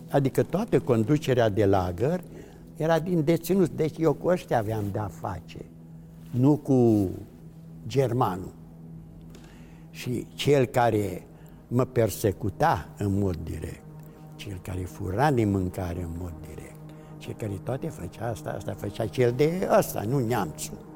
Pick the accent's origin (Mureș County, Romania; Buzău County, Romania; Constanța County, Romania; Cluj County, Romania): Mureș County, Romania; Târgu Mureș; un grup destul de mare, care eram din Târgu Mureș, majoritatea foștii mei colegi de școală, liceu, am ieșit